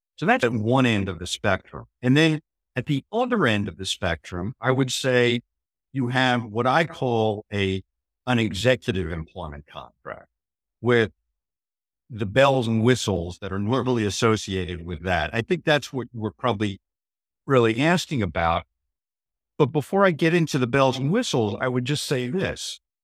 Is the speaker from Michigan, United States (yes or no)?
no; New Jersey, United States; I grew up in New Jersey